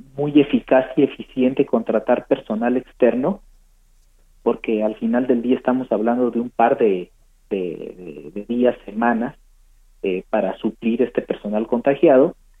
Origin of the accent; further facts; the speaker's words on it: Mexico; en nuestro país